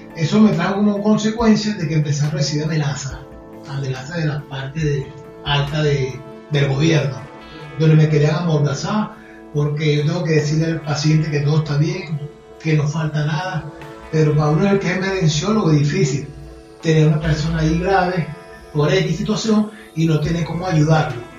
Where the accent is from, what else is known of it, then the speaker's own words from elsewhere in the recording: Venezuela; moved away as an adult; now in Argentina; tuve que salir de Venezuela del país por la puerta de atrás